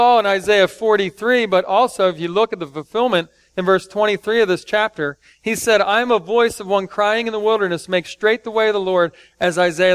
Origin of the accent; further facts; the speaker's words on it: Philadelphia, Pennsylvania, United States; I grew up watching him in Philly back in the day. I'm 4 or 5 years old playing basketball